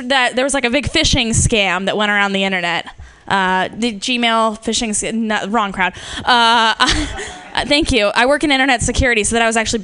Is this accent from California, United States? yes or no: yes; San Francisco, California, United States; I'm from San Francisco